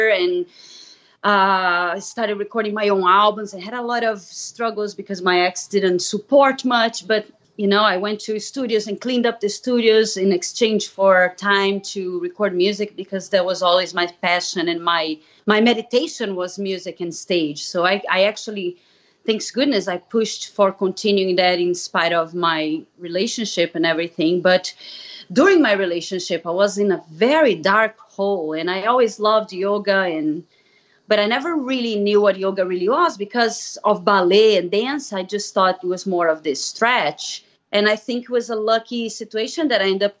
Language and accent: English; Brazil; English is a second language; moved away as an adult; I'm originally from Brazil, so you might hear a little accent. I moved here in 2000